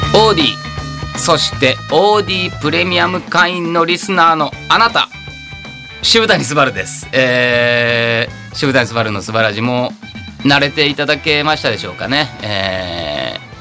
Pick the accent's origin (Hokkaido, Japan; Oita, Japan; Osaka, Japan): Osaka, Japan; Takatsuki; 自分が本当住んでた生まれ育った町の地元にもありますから、えー、高槻店とかね